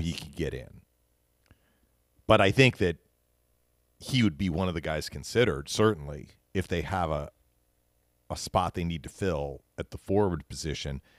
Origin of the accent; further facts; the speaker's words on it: outside of Boston, Massachusetts, United States; moved away; I spent, uh, a number of years in my youth outside of Boston